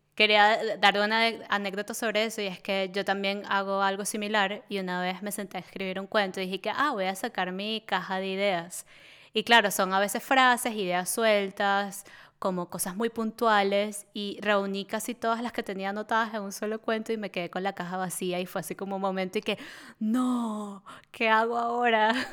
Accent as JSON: {"language": "Spanish", "country": "Venezuela", "moved": "yes", "lives_now": "Berlin, Germany", "said": "nosotros somos del Caribe, las dos somos de Venezuela"}